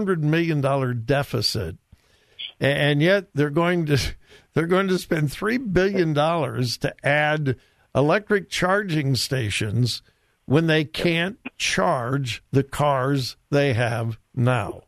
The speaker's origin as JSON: {"language": "English", "region": "California", "country": "United States", "tie": "born or raised there", "moved": "yes", "said": "This is my home state of California"}